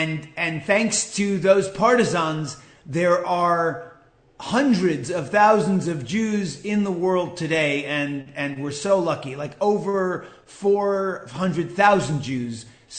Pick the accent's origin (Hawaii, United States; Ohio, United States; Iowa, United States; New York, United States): New York, United States; New York City; now in Los Angeles, United States; I grew up in Manhattan. I went to Park East Synagogue with Rabbi Schneier, and I was bar mitzvahed there. It's an Orthodox shul in the old school tradition.